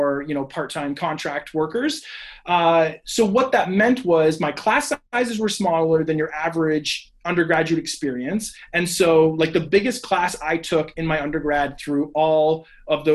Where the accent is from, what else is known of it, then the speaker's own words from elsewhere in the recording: Barrie, Ontario, Canada; I'm from the Barrie area